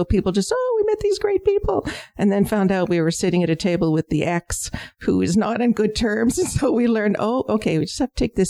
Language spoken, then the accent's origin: English; Chibougamau, Quebec, Canada; moved away; I grew up in Northern Quebec in a small mining town called Chibougamau